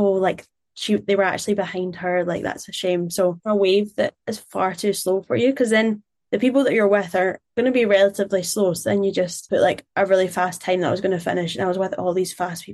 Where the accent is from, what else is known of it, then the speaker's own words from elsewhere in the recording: Glasgow, Scotland, United Kingdom; I'm Glaswegian